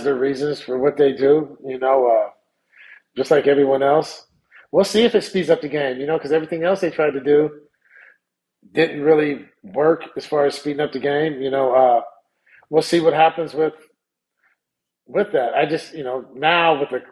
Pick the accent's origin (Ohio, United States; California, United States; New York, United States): California, United States; Sacramento; I'm from South Sacramento.